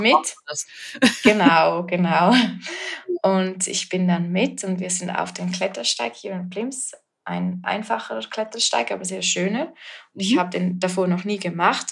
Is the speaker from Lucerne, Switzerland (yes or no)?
no; Flims, Graubünden, Switzerland; Ich bin ähm, aus der Schweiz und in den Bergen aufgewachsen